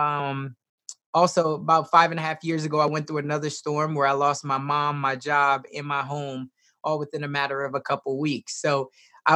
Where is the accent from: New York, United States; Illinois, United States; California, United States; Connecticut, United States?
Illinois, United States; Chicago; now in Omaha, United States; I was raised originally in Chicago, Southside. So I grew up with a single mom